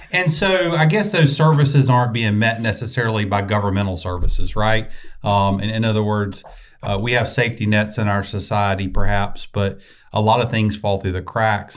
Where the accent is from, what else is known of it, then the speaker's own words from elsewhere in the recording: the South, United States; accent: Southern; my Southernese